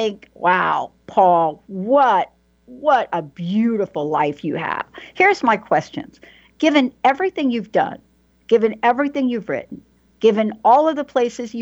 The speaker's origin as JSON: {"language": "English", "town": "New York City", "region": "New York", "country": "United States", "said": "I'm a girl from the Bronx that could hardly read and write"}